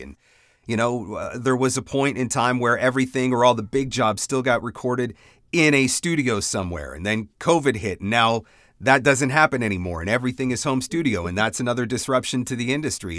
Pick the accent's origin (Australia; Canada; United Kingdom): Canada; I'm Canadian